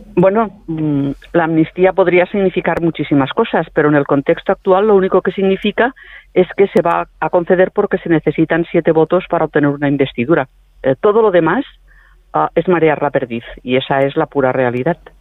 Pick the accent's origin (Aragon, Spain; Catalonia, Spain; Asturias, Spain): Catalonia, Spain; los catalanes